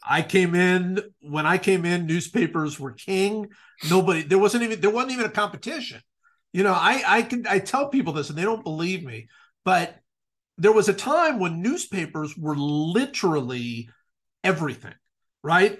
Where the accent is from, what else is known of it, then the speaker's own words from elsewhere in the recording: Cleveland, Ohio, United States; I certainly followed football a lot growing up in Cleveland.